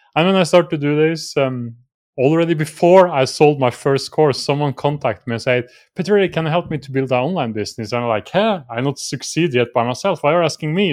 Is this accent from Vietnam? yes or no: no; Norway; I'm from Norway